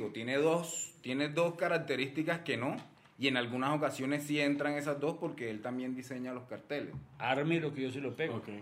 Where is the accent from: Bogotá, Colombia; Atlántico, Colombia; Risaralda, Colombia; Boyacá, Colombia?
Bogotá, Colombia; ustedes entendíamos que nosotros como rolos, pachacos, como digan, nos apropiamos de esa cultura.